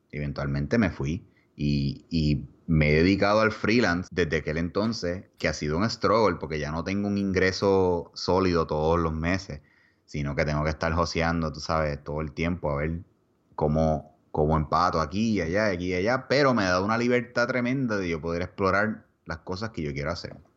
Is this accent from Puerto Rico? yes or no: yes; Puerto Rico; moved away as an adult; now in Texas, United States; en dos semanas nosotros nos fuimos de Puerto Rico.